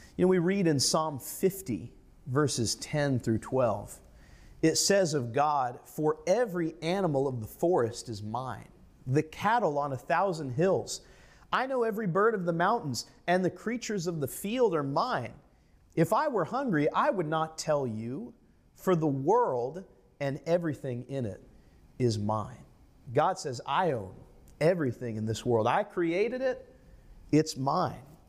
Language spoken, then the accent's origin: English; United States; as an American, as a person of the middle class